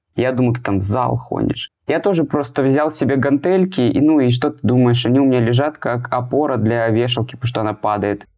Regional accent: Yekaterinburg, Sverdlovsk Oblast, Russia; я фотограф из Екатеринбурга

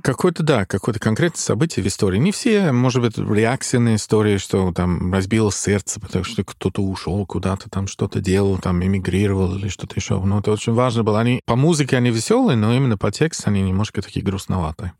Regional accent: Dublin, Leinster, Ireland; Russian is a second language; moved away as an adult; also born or lived in Moscow; Я из Дублина, да, я там родился и еще живу между Москвой и Дублин постоянно

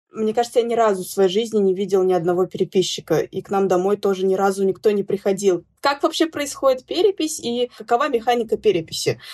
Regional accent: Zainsk, Tatarstan, Russia; moved away as an adult; я родилась в Заинске, выросла в Заинске, уехала в другой город поступать, учиться и, собственно, осталась там жить

